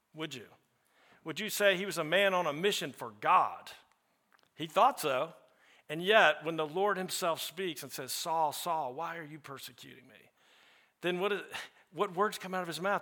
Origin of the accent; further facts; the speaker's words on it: the South, United States; I'm also from the South